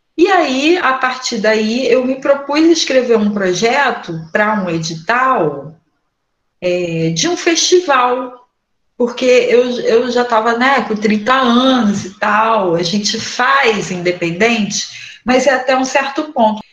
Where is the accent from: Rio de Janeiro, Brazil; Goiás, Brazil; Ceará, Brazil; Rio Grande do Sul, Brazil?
Rio de Janeiro, Brazil; Nova Iguaçu; now in Duque de Caxias, Brazil; sou natural aqui da Baixada Fluminense, nasci em Nova Iguaçu, agora estou morando em Caxias